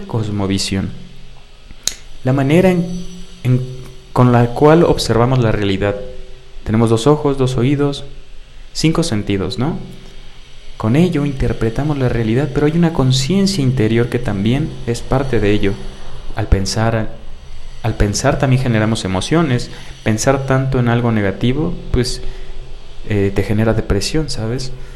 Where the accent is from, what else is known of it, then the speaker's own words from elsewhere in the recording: Mexico; soy mexicano y es parte de mí